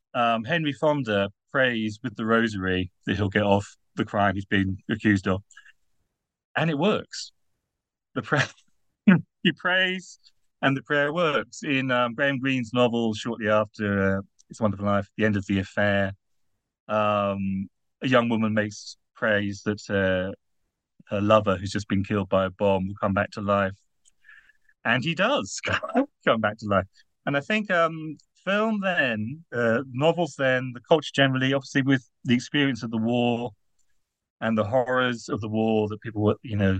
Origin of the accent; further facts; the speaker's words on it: United Kingdom; now in Netherlands; I'm British, therefore easily embarrassed. And I'm writing in the Netherlands